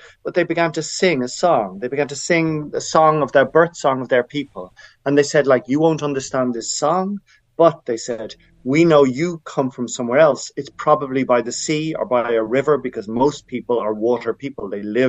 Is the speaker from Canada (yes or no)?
no; Dublin, Leinster, Ireland; I was brought up in Ireland, in Dublin, for the first 18 years of my life